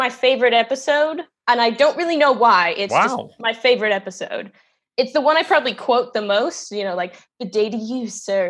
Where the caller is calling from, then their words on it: Soledad, California, United States; I'm in Soledad, California at my mom's right now. So this is where I've been all lockdown.